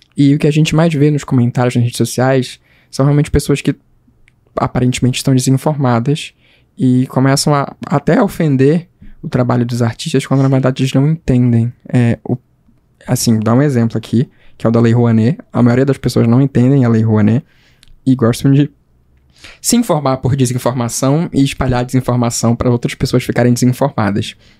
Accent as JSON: {"language": "Portuguese", "region": "Pará", "country": "Brazil", "said": "eu, como paraense"}